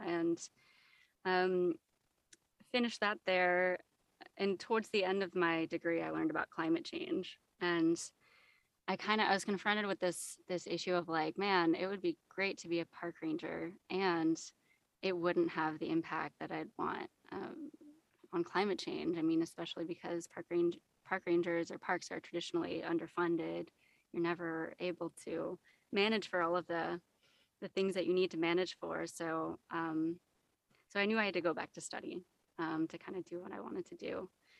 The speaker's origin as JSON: {"language": "English", "region": "California", "country": "United States", "tie": "born or raised there", "also_born_or_lived": "Australia", "moved": "as an adult", "said": "I was born and raised in the U.S. I moved around quite a lot, but I would say California is my home. So when I was 20, I moved to Australia and I did my undergrad there."}